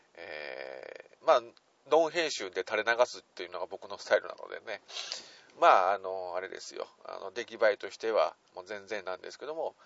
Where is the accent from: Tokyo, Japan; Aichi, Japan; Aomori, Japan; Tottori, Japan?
Aichi, Japan; Nagoya; 地元名古屋からなかなか抜け出すことができません